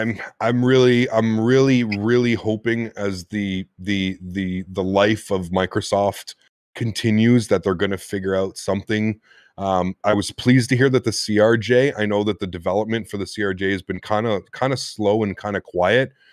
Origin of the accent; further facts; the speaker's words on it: Canada; me being Canadian and half French Canadian